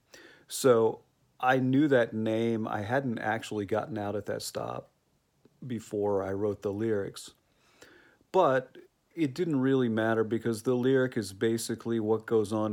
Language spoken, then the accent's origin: English; Oklahoma, United States; now in South Korea; Oklahoma, my home state